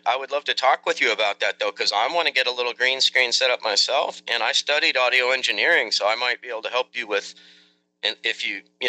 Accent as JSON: {"language": "English", "town": "Santa Rosa", "region": "California", "country": "United States", "also_born_or_lived": "San Francisco / Marin County", "said": "Santa Rosa in Sonoma County. It's about an hour and a half north of San Francisco"}